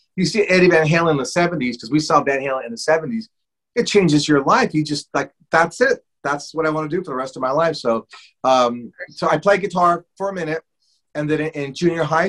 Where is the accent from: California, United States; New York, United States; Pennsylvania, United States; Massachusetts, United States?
California, United States; Los Angeles; I grew up in Boyle Heights, which is East Los Angeles area